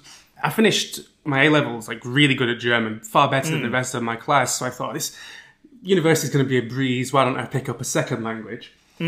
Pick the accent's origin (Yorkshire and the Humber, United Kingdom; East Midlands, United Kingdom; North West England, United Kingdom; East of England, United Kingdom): North West England, United Kingdom; Preston; accent: Northern; moved away as an adult; also born or lived in London; now in Moscow, Russia; Well, I'm from England, as you can hear. I'm from a city called Preston. Actually, when I was born there, it was a town. It became a city during my lifetime.